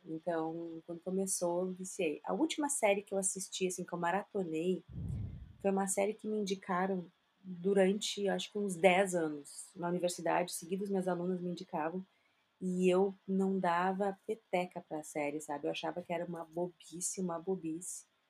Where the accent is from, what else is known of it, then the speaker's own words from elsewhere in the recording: South Region, Brazil; eu moro aqui no Brasil, sou brasileira, casada com brasileiro